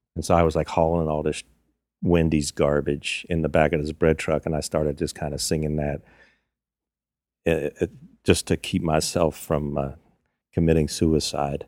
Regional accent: Virginia, United States; also born or lived in Kingston, New York; I'm from Virginia. Well, I grew up in Virginia

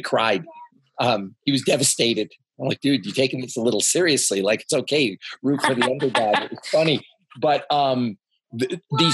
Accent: Canada; I'm Canadian through and through

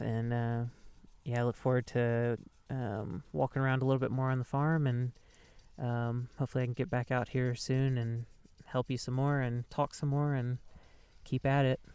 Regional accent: Mississippi, United States; now in Southern Oregon, United States; growing up in Mississippi

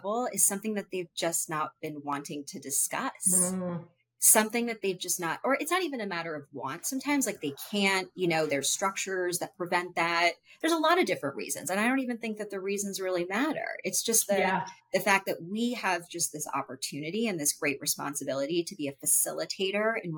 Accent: United States; I was born and I was raised in American culture, with like Hindu culture in my home

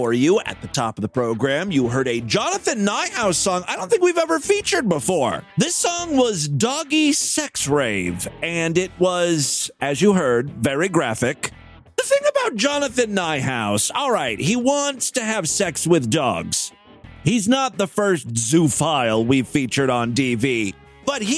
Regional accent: Ashtabula, Ohio, United States; Ashtabula, Ohio, my hometown

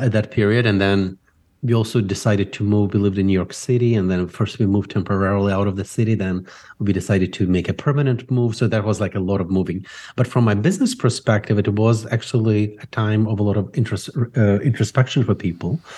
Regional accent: Ukraine; now in United States; I grew up in Ukraine

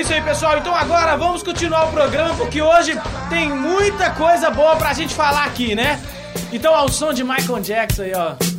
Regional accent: Minas Gerais, Brazil; aqui nós somos mineiros

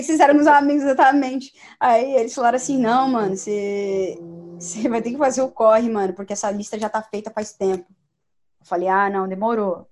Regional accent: São Paulo, Brazil; moved away as an adult; now in United States; a gente é de São Paulo

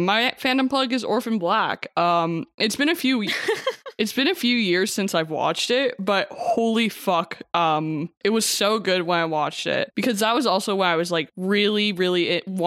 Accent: Regina, Saskatchewan, Canada; Regina, Saskatchewan, which is my hometown

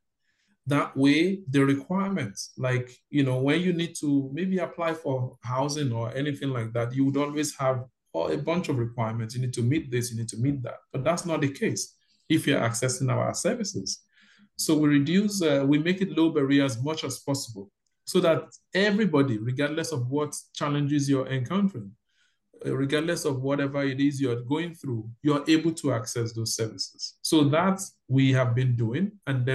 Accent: Nigeria; moved away as an adult; now in Toronto, Canada; I'm from Nigeria. Yes, I'm from Nigeria.

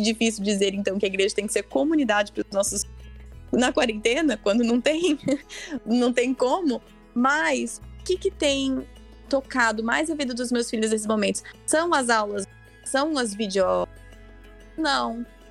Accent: Brazil; moved away as an adult; also born or lived in Spain; now in United States; Eu nasci aqui nos Estados Unidos, mas eu fui para o Brasil com 10 meses de idade. Então, eu cresci no Brasil

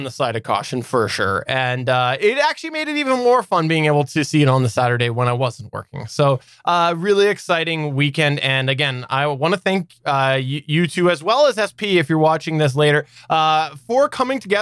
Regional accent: Canada; I'm Canadian too

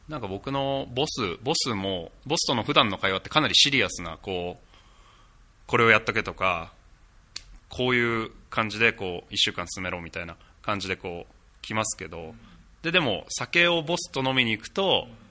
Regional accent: Japan; moved away

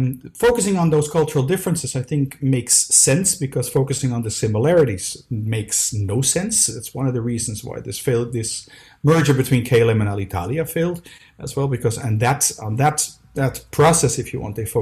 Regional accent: Amsterdam, North Holland, Netherlands; now in Brussels, Belgium; I was born in Amsterdam. I live in Brussels at this moment

